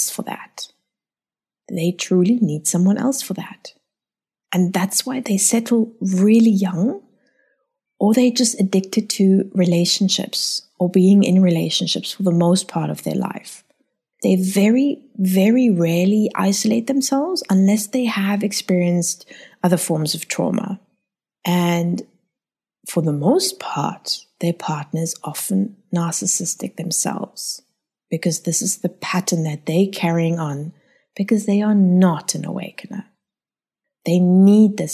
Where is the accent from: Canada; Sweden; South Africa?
South Africa; I was born in South Africa. I'm German by descent